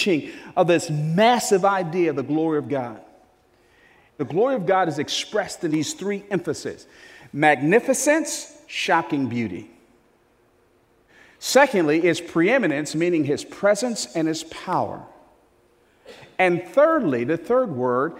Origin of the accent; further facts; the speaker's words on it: New Jersey, United States; I was born and raised in New Jersey.